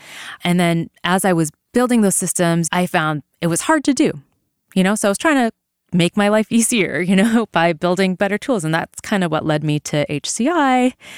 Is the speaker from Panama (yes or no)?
no; Vancouver, British Columbia, Canada; moved away as an adult; So I grew up in Vancouver, BC.